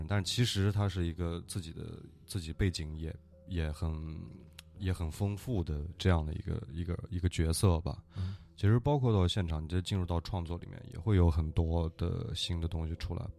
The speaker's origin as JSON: {"language": "Chinese", "region": "Northwest China", "country": "China", "said": "对，呃，因为我也是西北人。就是那边我们都能经常见到"}